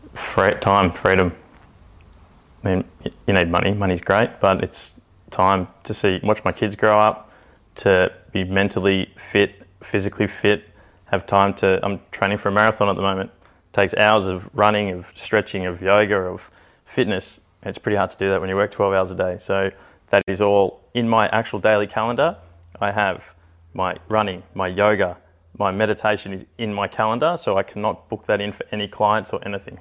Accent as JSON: {"language": "English", "town": "Canberra", "region": "Australian Capital Territory", "country": "Australia", "tie": "born or raised there", "said": "I grew up in Canberra, but traveled with the circus pretty much up until the age of eighteen, nineteen"}